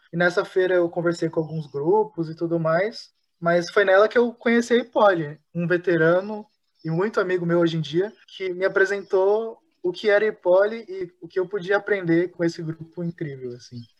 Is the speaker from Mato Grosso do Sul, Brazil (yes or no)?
yes; Campo Grande, Mato Grosso do Sul, Brazil; eu sou de Campo Grande, Mato Grosso do Sul